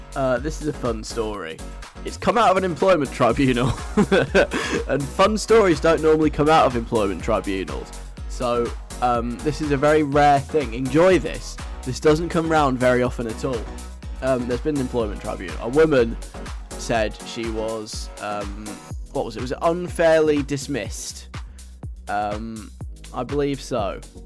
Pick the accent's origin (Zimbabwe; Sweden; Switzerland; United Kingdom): United Kingdom; England; I'm English